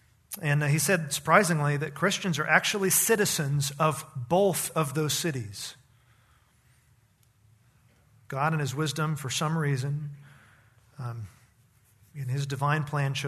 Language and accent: English; Needles, California, United States; also born or lived in El Centro; I was born in Southern California, in a town called El Centro, near the Mexican border, near Mexicali. Lived there for about a year and a half, and then moved to an even smaller town on the Colorado River, Needles.